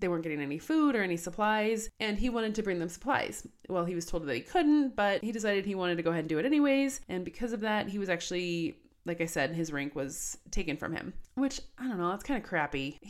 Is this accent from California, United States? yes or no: no; Colorado, United States; I was born and raised in Colorado